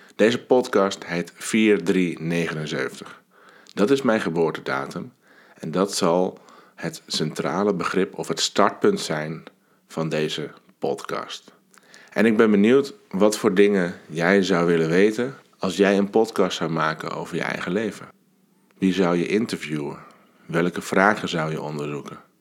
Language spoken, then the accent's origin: Dutch; Alkmaar, North Holland, Netherlands; 40 jaar geleden ben ik geboren. Ik kwam op deze wereld in het ziekenhuis van Alkmaar.